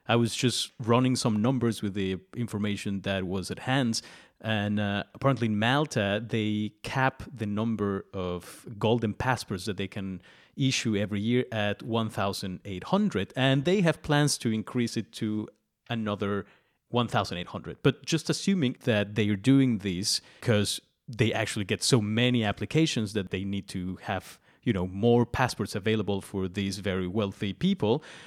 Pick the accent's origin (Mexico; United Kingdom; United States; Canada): Mexico; I'm Mexican